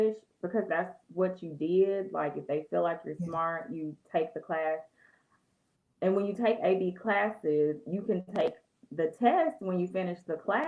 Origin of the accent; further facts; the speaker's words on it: Little Rock, Arkansas, United States; also born or lived in Elaine, Arkansas; I was born in Elaine, Arkansas, but I was raised from first grade on in Little Rock.